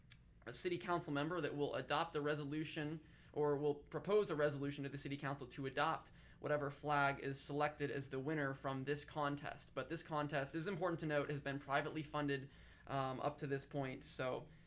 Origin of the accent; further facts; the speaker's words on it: Kansas, United States; now in Nebraska, United States; I'm from Kansas.